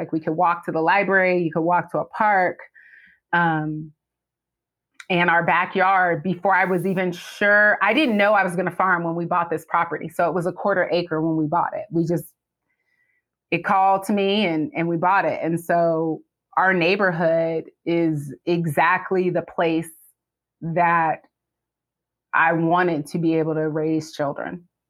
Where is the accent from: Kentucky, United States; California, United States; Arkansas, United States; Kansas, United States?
California, United States; We're originally from California, or at least I am.